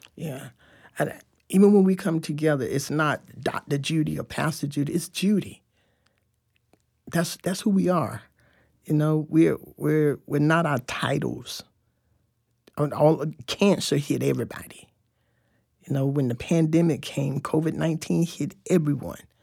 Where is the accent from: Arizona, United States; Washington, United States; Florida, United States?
Florida, United States; Fort Lauderdale; moved away as an adult; also born or lived in Tampa, Florida; now in Tallahassee, United States; I grew up in Fort Lauderdale, Florida. Um, and until I was eighteen, then I came to Tallahassee